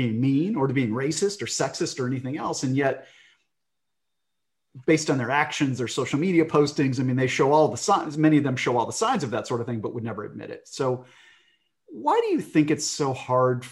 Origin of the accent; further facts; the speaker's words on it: Atlanta, Georgia, United States; also born or lived in Midwest / Minnesota; I was born in the Midwest, spent a few years in Minnesota, but mostly grew up in Atlanta